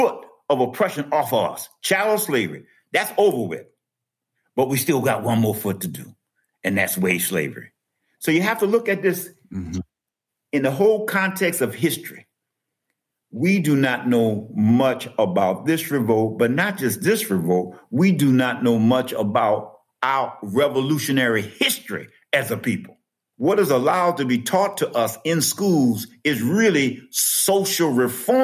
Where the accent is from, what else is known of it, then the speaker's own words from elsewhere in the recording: New Orleans, Louisiana, United States; I grew up in New Orleans, but my paternal ancestors were raised in St. Charles Parish and St. John the Baptist Parish